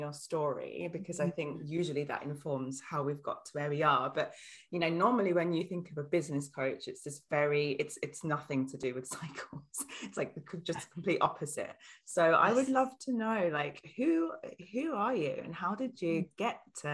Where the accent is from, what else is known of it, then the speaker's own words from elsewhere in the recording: Sheffield, Yorkshire and the Humber, United Kingdom; now in Germany; I'm from Sheffield